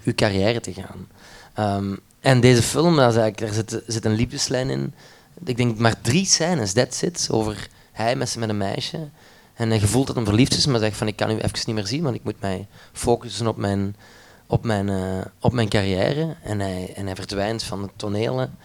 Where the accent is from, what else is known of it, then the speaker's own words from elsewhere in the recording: Limburg, Flanders, Belgium; ben opgevoed met een studio thuis bij ons in Limburg in de kelder